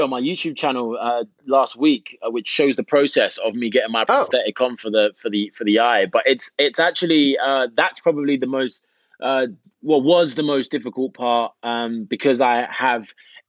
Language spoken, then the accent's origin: English; New York, United States; But before that, I was this cat from New York and no one had a Scooby.